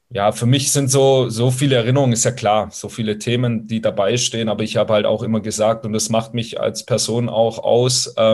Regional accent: Baden-Württemberg, Germany; also born or lived in Italy; ich als Italiener auch nicht richtig groß geworden bin oder als Italo, als Italo-Schwabe nicht richtig groß geworden bin

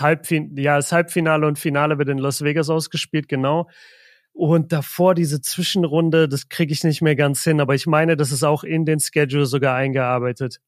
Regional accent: Nuremberg, Bavaria, Germany; bei uns in Nürnberg

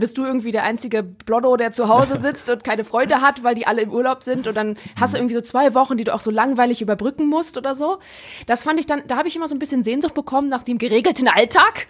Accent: Rhineland, Germany; now in Essen, Germany; im Rheinland, wo ich herkomme

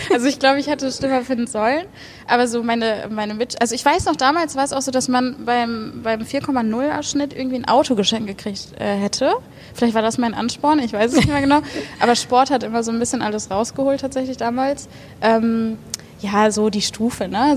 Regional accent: Bochum, North Rhine-Westphalia, Germany; also born or lived in Hattingen; Aber sonst in Bochum zur Schule gegangen, aufgewachsen.

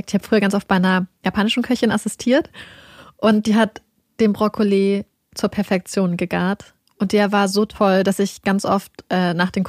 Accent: Lower Saxony, Germany; Wir kommen ja beide aus Niedersachsen

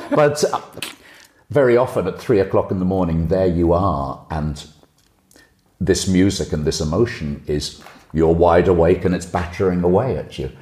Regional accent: Liverpool, North West England, United Kingdom; now in Germany; my hometown

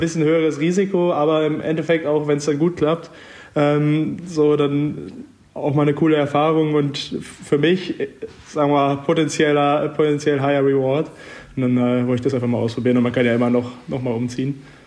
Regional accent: Münster, North Rhine-Westphalia, Germany; moved away as an adult; now in Freiburg, Germany; Münster, meine Heimatstadt

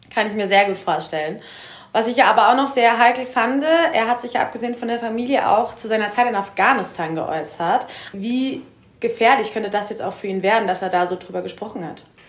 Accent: Germany; wir als Deutsche

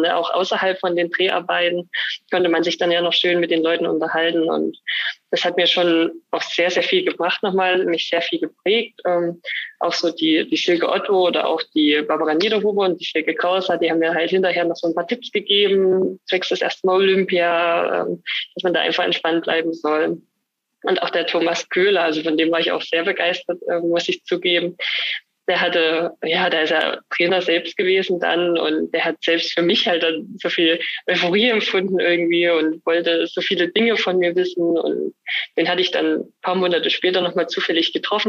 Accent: Annaberg-Buchholz, Saxony, Germany; born or raised there; also born or lived in Oberwiesenthal

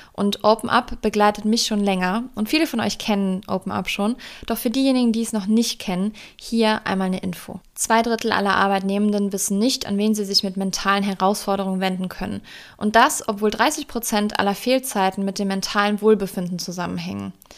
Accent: Germany; in Deutschland geboren, meine Familie hat keinen Migrationshintergrund

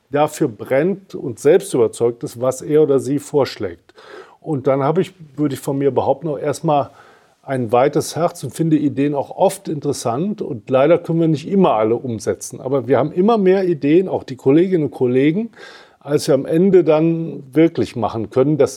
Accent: Cologne, North Rhine-Westphalia, Germany; now in Hamburg, Germany

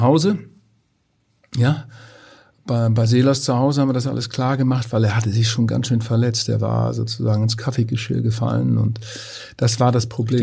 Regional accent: Twistringen, Lower Saxony, Germany; in meinem Heimatort Twistringen

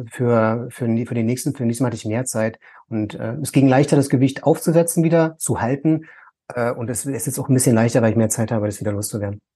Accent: Berlin, Germany; ich komme jetzt aus Ost-Berlin

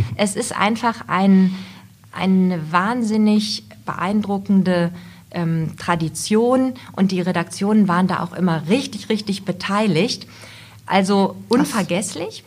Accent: Goslar, Lower Saxony, Germany; also born or lived in Braunschweig / Göttingen; ich bin das Kind der Region, bin geboren in Goslar im schönen Goslar und daher auch meine Liebe zum Harz

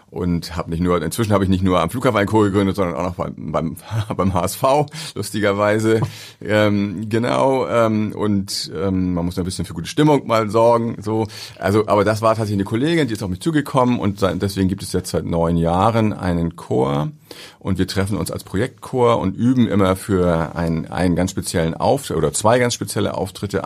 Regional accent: Ahrensburg, Schleswig-Holstein, Germany; ich komme aus Ahrensburg, hab da, beim, hab da war da Torwart in der Jugendmannschaft

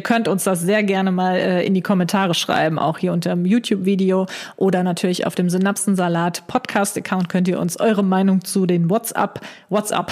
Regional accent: Germany; bei uns in Deutschland

